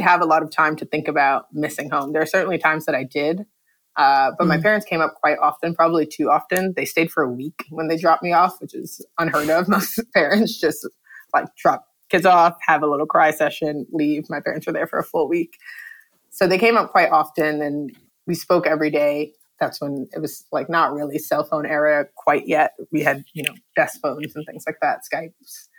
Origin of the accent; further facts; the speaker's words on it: New York City, New York, United States; I'm from the Bronx originally